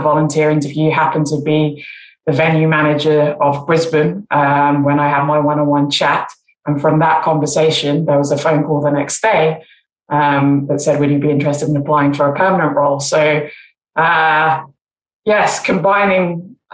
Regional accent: England, United Kingdom; growing up in England

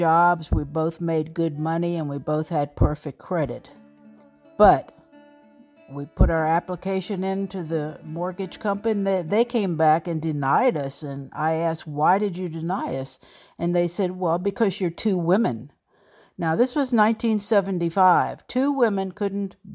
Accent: Alexandria, Virginia, United States; moved away as an adult; also born or lived in New York City; I was born in Alexandria, Virginia, down in Old Town to a single mother. I lived there until I graduated from high school

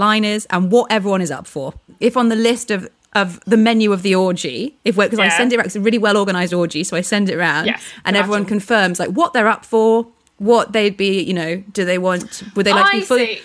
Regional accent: United Kingdom; we're British

